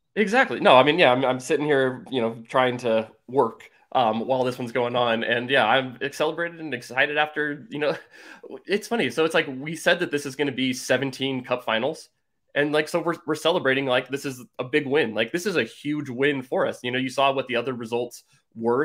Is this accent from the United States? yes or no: yes; San Francisco Bay Area, California, United States; I'm originally from the San Francisco Bay Area